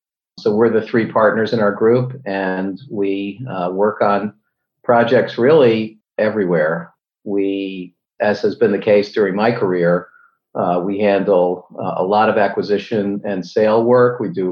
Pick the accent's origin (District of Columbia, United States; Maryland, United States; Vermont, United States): Maryland, United States; Cumberland; also born or lived in New Bedford, Massachusetts / New York; I was born in New Bedford, Massachusetts. My family soon moved to Cumberland, Maryland.